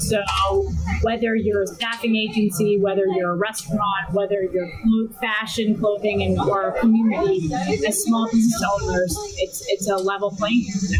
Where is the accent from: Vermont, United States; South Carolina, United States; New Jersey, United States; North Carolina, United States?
New Jersey, United States; And just like we're from New Jersey, we're tough.